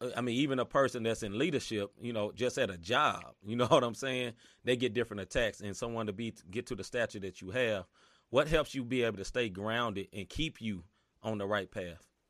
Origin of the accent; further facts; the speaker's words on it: Memphis, Tennessee, United States; moved away; I'm originally from Memphis, Tennessee